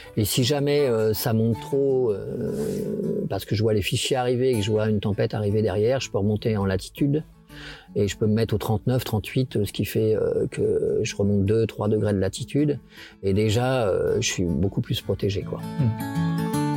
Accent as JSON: {"language": "French", "town": "Le Havre", "region": "Normandy", "country": "France", "tie": "born or raised there", "said": "Je suis né euh, en Seine-Maritime, au Havre, de père breton, de mère normande."}